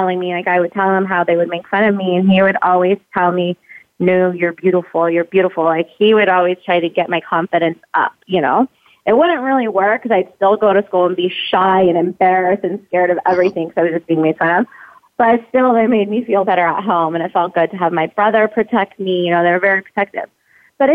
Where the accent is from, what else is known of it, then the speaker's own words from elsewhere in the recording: San Jose, California, United States; moved away as an adult; also born or lived in Baton Rouge, Louisiana; now in Las Vegas, United States; So I was basically raised in San Jose, Los Gatos area. Grew up there